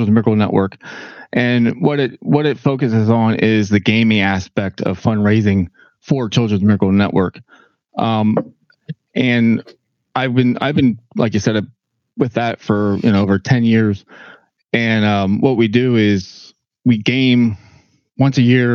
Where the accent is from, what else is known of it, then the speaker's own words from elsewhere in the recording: Lebanon County, Pennsylvania, United States; now in Lancaster County, United States; I'm originally from Lebanon County, moved down to Lancaster County, went back to Lebanon County, came back